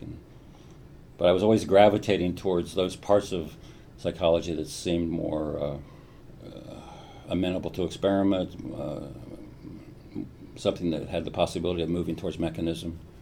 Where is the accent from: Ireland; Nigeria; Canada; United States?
United States; Columbus, Ohio; I grew up mostly in Ohio and Columbus